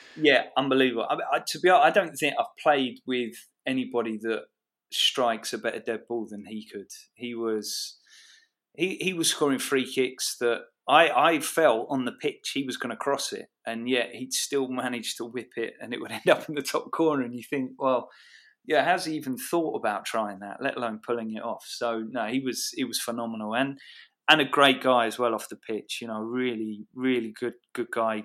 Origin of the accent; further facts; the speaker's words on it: Watford, East of England, United Kingdom; moved away as an adult; Watford had been my hometown club